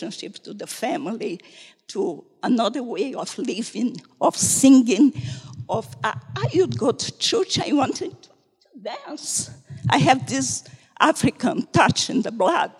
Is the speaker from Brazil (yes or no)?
yes; North Brazil, Brazil; moved away as an adult; I come from North Brazil, 3,000 kilometers away from him